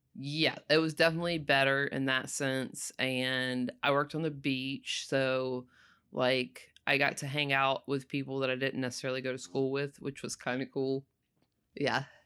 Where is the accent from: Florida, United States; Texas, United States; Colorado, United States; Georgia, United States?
Florida, United States; Panama City; also born or lived in Sopchoppy, Florida; I had lived in Panama City since I was, like, six